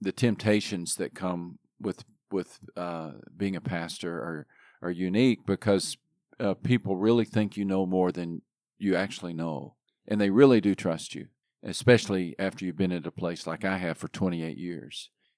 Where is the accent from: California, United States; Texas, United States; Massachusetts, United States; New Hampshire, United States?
Texas, United States; moved away as an adult; Yeah, I grew up in Texas.